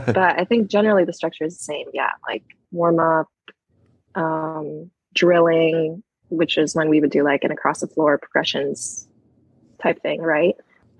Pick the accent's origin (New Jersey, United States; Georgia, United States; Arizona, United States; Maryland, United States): Arizona, United States; moved away as an adult; also born or lived in Hawaii / New York; now in Los Angeles, United States; I was born in Hawaii, grew up in Arizona, went to university in New York, and now live in Los Angeles.